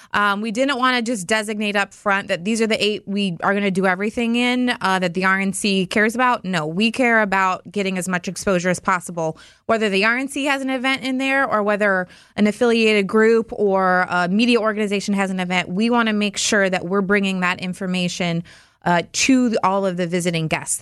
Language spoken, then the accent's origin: English; Baraboo, Wisconsin, United States; My hometown is a nice little safe, wonderful community just off Devil's Lake, farm town at heart, but with a lot of flair. And I think it's a great community to grow up in.